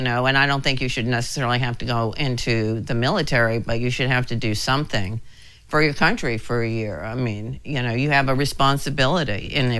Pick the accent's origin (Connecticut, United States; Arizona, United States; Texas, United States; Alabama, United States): Texas, United States; We're from Texas, but we're embarrassed to say that.